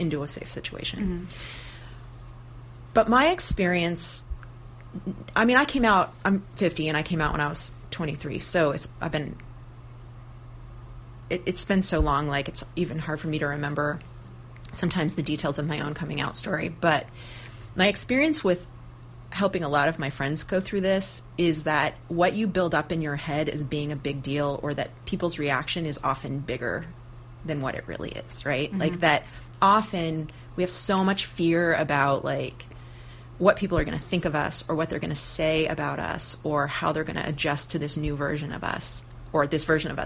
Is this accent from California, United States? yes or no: yes; near Santa Cruz, California, United States; now in Portland, United States; my hometown, which is kind of close to Santa Cruz